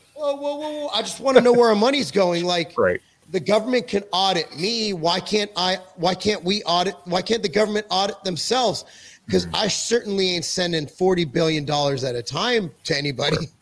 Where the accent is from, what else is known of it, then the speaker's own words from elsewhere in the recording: California, United States; moved away as an adult; now in Tennessee, United States; I'm a Jew from California